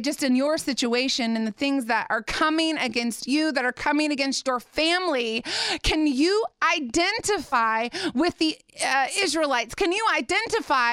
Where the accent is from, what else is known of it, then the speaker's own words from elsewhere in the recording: Indiana, United States; I grew up in Indiana